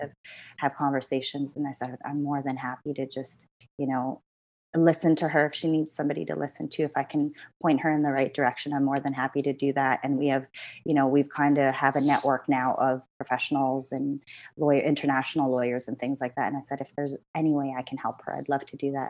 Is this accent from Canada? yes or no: yes; Canada; moved away as an adult; also born or lived in Philippines; now in London, United Kingdom; I'm Canadian